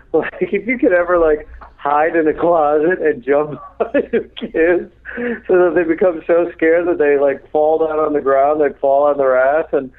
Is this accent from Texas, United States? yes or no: no; Chicago, Illinois, United States; I'm from Chicago